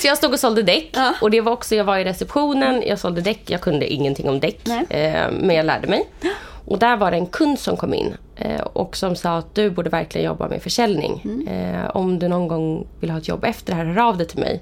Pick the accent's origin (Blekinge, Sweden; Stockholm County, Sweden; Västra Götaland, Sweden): Stockholm County, Sweden; Vallentuna; Jag kommer från uppväxt i Vallentuna. Mm. Jag lämnade Vallentuna i två år men nu är jag mm. faktiskt tillbaka där.